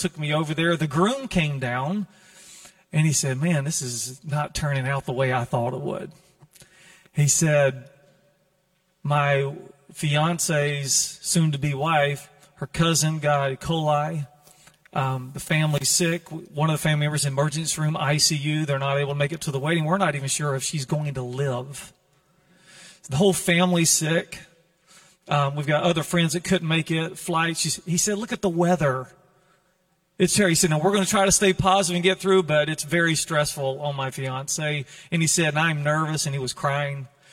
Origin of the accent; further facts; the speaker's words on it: North Carolina, United States; now in California, United States; I'm from the South, in case you wonder, North Carolina, way over yonder